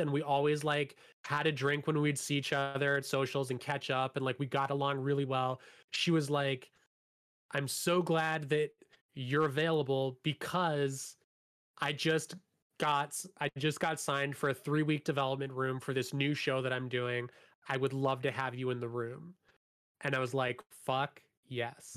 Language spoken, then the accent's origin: English; Hamilton, Ontario, Canada; I grew up in Hamilton